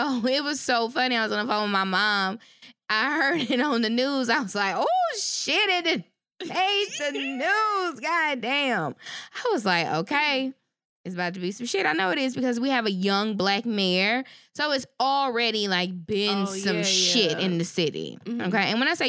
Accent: Shreveport, Louisiana, United States; moved away; It is actually my hometown. Okay. My school district, Caddo Parish.

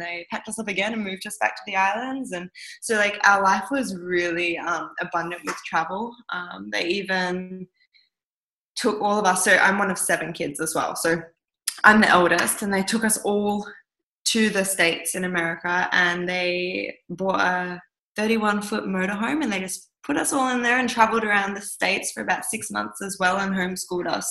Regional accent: southwest of Western Australia, Australia; also born or lived in Kimberley, Western Australia; I was born up in the Kimberley of Western Australia and I was the first Western baby to be ever born in that community. Um, it was an Indigenous community up there, and my parents were teaching at the school. And then, after a few years of living up there, we moved down south, and I grew up mostly in the southwest of Western Australia.

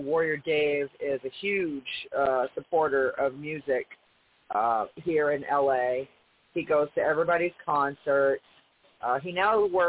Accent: New England, United States; I'm from New England

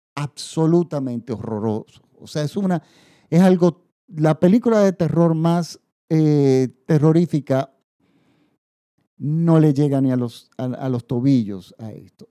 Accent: Dominican Republic

